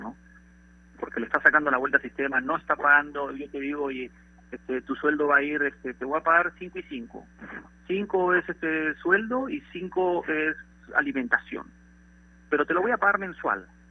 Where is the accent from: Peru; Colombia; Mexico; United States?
Peru; como peruano